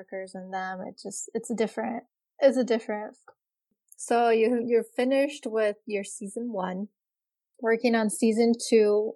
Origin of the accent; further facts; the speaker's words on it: Kosovo; now in United States; I'm from Kosovo